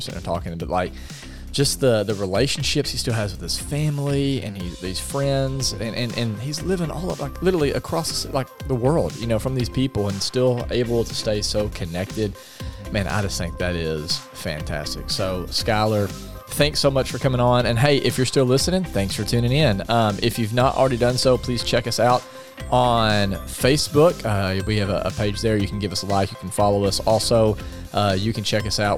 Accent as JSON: {"language": "English", "region": "Arkansas", "country": "United States", "tie": "born or raised there", "said": "growing up here"}